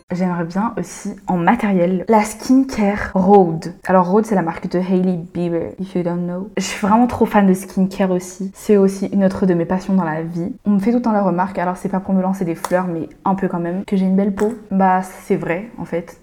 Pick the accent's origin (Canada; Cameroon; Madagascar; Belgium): Madagascar; now in France; je suis malgache